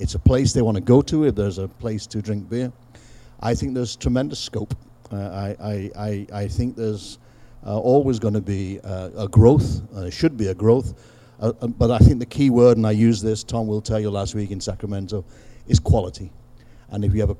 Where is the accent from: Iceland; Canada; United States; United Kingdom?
United Kingdom; England; I'm English